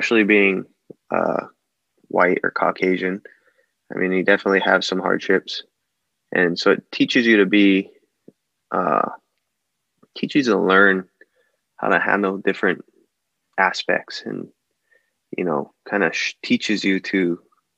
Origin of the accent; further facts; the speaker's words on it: Hawaii, United States; moved away as an adult; also born or lived in Colorado / Wyoming / North Dakota / Florida; I was born and raised in Hawaii. I grew up in the water and surfing a lot